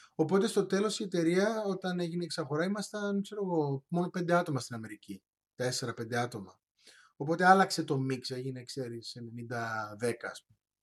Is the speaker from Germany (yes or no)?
no; Cyprus; moved away as an adult; also born or lived in Patras, Greece / Manchester, England; γεννήθηκα και μεγάλωσα στην Κύπρο